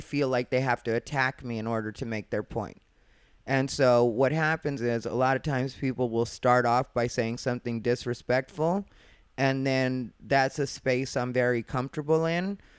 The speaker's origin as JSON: {"language": "English", "region": "Arizona", "country": "United States", "said": "I'm from Arizona"}